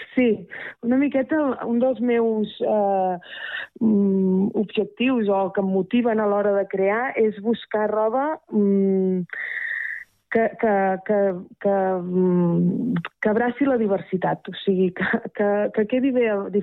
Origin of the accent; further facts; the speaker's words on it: Terrassa, Catalonia, Spain; now in Rellinars, Spain; sóc de Terrassa de tota la vida